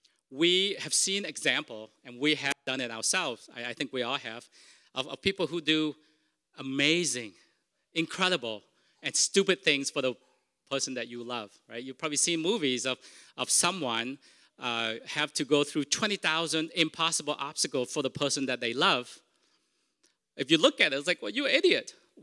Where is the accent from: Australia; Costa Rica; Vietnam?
Vietnam; first language Vietnamese; English is a second language; moved away; Because Vietnamese is my first language. And I know this. In time of stress, I will always revert back to Vietnamese. Even though I don't speak it, I've been here for 36 years, I can count so much faster in Vietnamese.